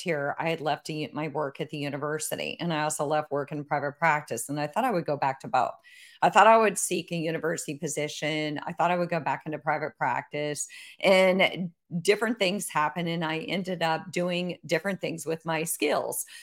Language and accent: English; Iowa, United States; I grew up in Iowa